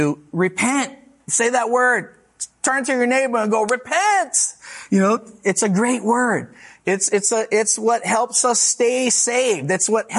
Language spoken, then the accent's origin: English; Hawaii, United States; moved away; I'm from Hawaii.